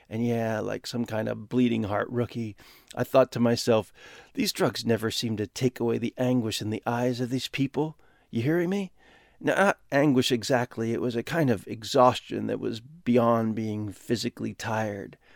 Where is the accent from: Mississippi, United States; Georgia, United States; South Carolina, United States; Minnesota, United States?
Minnesota, United States; Minnetonka; I'm a kid from Minnetonka, Jesus fanatics for parents.